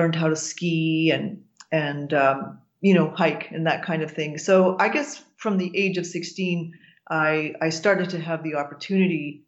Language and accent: English; Saskatchewan, Canada; moved away; I grew up on a farm in Saskatchewan, and it was pretty flat, actually